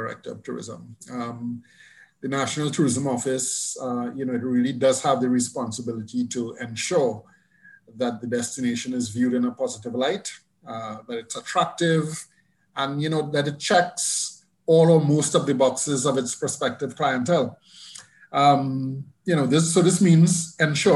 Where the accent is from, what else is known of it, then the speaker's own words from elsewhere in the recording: Montserrat; We are a British overseas territory